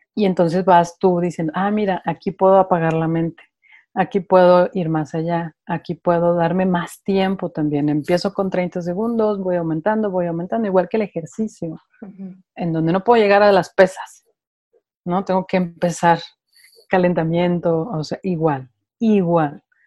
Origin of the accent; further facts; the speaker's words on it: Mexico City, Mexico; moved away as an adult; now in Guadalajara, Mexico; me vengo a vivir a Guadalajara yo soy de Ciudad de México